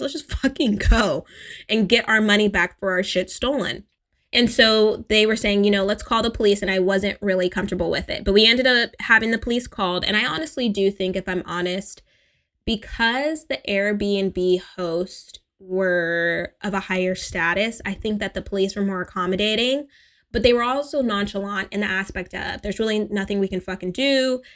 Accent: California, United States; as an American, as a spoiled Californian

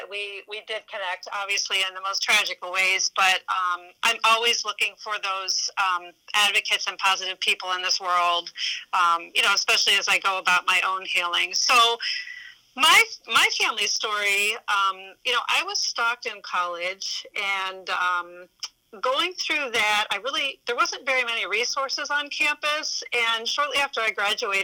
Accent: Poland, Ohio, United States; my hometown, Poland, Ohio

